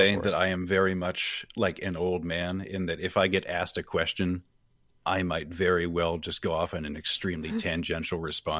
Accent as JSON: {"language": "English", "region": "Maine", "country": "United States", "moved": "as an adult", "lives_now": "Florida, United States", "said": "I'm from Maine. I live in Florida now for the past year."}